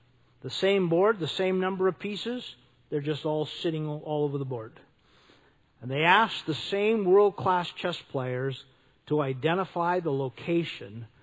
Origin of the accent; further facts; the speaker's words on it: North Dakota, United States; I grew up in North Dakota